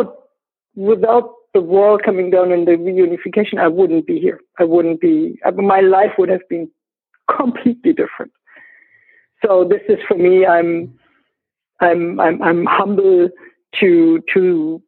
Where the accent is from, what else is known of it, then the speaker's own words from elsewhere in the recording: Berlin, Germany; I grew up in East Berlin, so in Eastern Germany.